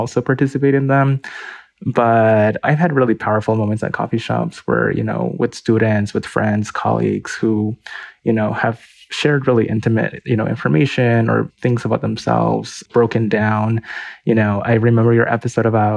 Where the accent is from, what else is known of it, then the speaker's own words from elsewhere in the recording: Lima, Peru; now in Salt Lake City, United States; I grew up in Lima and in Peru, so miles and miles away